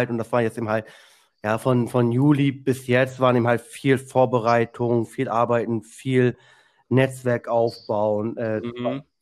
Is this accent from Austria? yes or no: no; Zug, Switzerland; ich komme aus Zug, das ist zwischen Luzern mhm. und Zürich.